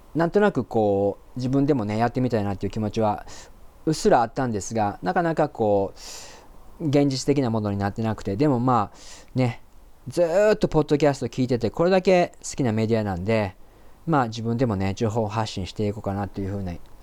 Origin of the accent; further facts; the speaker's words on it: Japan; first language Japanese; もともと日本に普通に生まれ育って全く英語ができなかったんですね。